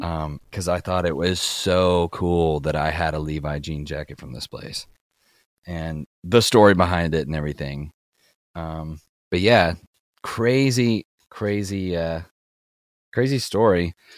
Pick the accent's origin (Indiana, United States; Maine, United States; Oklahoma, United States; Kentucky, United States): Kentucky, United States; I grew up in Kentucky, like, very rural backwoods Kentucky